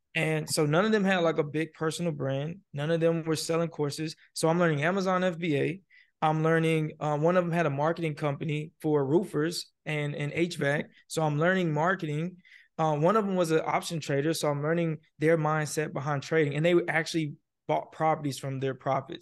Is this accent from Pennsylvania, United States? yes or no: no; Nashville, Tennessee, United States; also born or lived in Fort Benning, Georgia / Miami, Florida; I'm originally from Fort Benning, Georgia. I grew up in Nashville, Tennessee